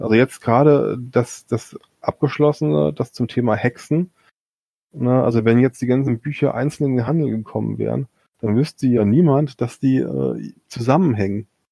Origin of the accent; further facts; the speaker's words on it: Limburg an der Lahn, Hesse, Germany; ist ja irgendwo meine Heimatstadt ist